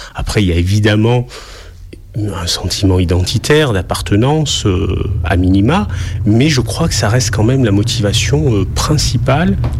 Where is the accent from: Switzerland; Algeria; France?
France; Marseille, Provence-Alpes-Côte d'Azur; je suis marseillais, euh, né à Marseille